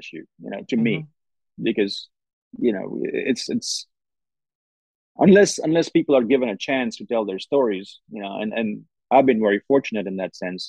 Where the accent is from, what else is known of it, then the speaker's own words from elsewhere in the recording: Oxford, Mississippi, United States; my answer is always, I'm from Oxford, Mississippi, which is immediately then followed by, no, where are you really from?